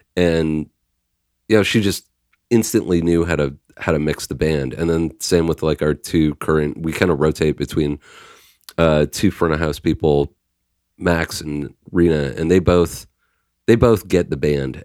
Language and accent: English; Canada; we're Canadian